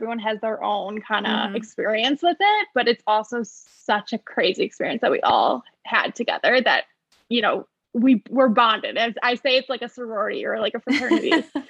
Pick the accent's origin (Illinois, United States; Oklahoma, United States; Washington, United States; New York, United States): Illinois, United States; Highland Park; I'm 24. I'm from the North Shore suburbs of Chicago, Highland Park. I'm still here, moved home from college. But I live alone. So I moved back home